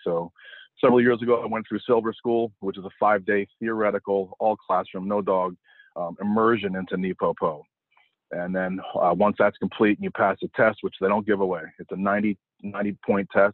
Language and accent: English; Connecticut, United States; also born or lived in New York; I grew up in the Northeast and I was born in New York, but raised mostly in Connecticut